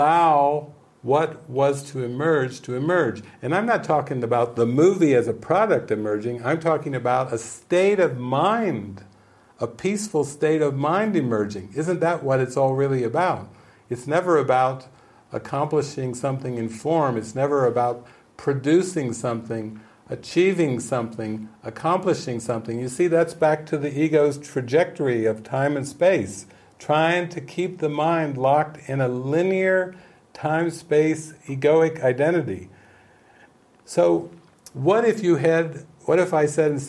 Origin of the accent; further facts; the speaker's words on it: United States; I've grown up as an American, as a capitalist